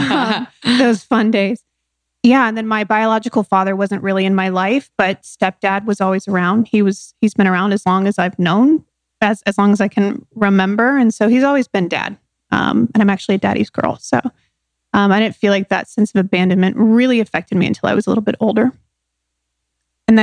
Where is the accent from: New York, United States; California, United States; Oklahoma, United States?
California, United States; San Diego; I was born in San Diego, California.